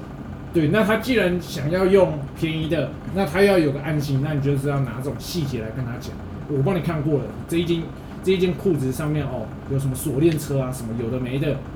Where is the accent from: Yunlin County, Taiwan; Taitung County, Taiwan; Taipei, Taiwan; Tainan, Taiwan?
Taipei, Taiwan; 我会跟他说，哎、我我是台北来的，你以为台北来的很屌，不要装啊，真的啊，我拿身份证给你看，